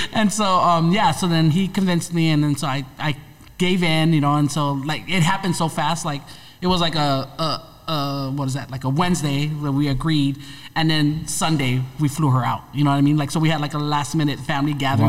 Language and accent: English; Hawaii, United States; moved away as an adult; now in Los Angeles, United States; I'm born and raised in Hawaii